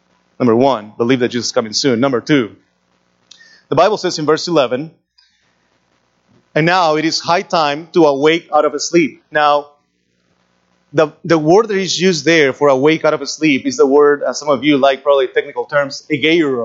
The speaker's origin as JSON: {"language": "English", "region": "Lima", "country": "Peru", "tie": "born or raised there", "moved": "yes", "said": "When I was a teenager, growing up in Lima"}